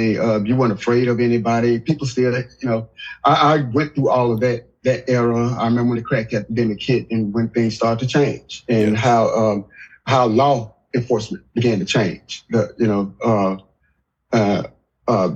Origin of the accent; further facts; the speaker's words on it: Pine Bluff, Arkansas, United States; I'm from Pine Bluff too